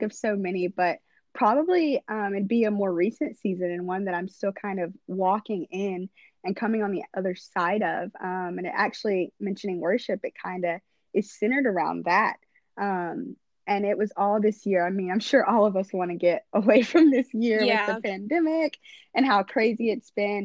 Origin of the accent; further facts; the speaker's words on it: North Carolina, United States; North Carolina is my home